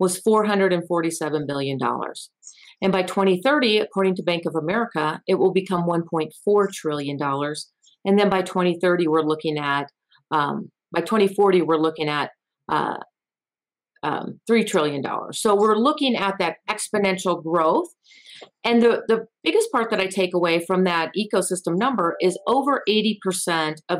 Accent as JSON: {"language": "English", "town": "Eau Claire", "region": "Wisconsin", "country": "United States", "tie": "born or raised there", "also_born_or_lived": "Florida / Los Angeles, California", "moved": "as an adult", "lives_now": "Colorado Springs, United States", "said": "I grew up in Eau Claire, Wisconsin"}